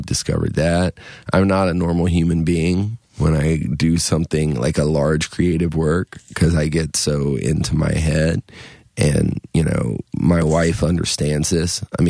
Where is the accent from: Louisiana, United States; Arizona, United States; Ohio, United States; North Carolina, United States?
North Carolina, United States; I grew up in the Cape Fear area of North Carolina, down near Wilmington part of the time.